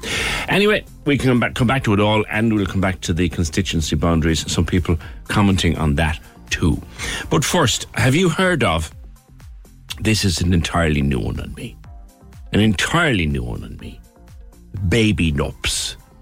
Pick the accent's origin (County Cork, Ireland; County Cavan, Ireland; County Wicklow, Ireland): County Cork, Ireland; Carrigaline; I'm from Carrigaline. It's one of the worst areas. The schools were built in the centre of town.